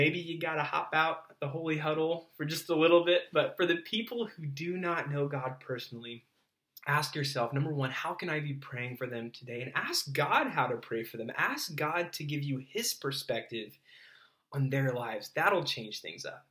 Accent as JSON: {"language": "English", "region": "Southern California", "country": "United States", "tie": "born or raised there", "said": "I grew up in Southern California, you know, started surfing at a young age"}